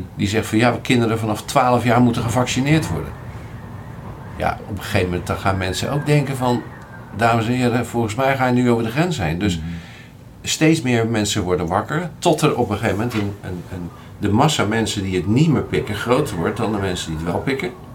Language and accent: Dutch; Rotterdam, South Holland, Netherlands; ik ben Rotterdammer